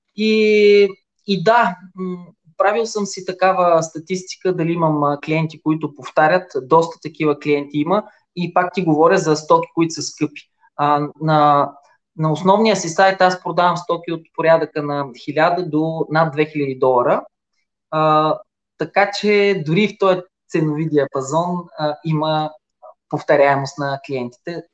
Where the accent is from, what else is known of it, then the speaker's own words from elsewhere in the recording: Silistra, Silistra Province, Bulgaria; На 48 години съм от Силистра